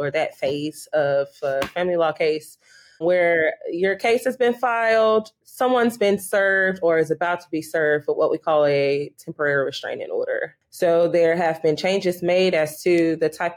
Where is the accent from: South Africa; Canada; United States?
United States; Houston, Texas; I grew up here in Houston. I'm a native Houstonian